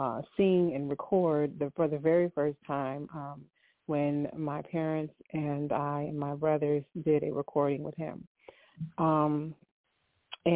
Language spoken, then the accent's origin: English; Rochester, New York, United States; also born or lived in Boston, Massachusetts; I was raised in Rochester, born in Boston, Massachusetts